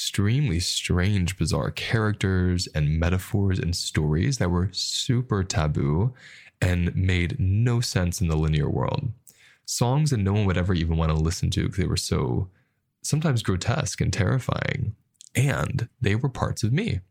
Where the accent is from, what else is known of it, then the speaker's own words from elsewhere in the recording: United States; And the culture I grew up with in America